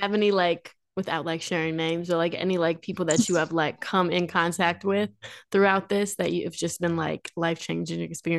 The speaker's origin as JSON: {"language": "English", "town": "Quad Cities", "country": "United States", "tie": "born or raised there", "said": "growing up in the Quad Cities, like it's not a super like diverse area"}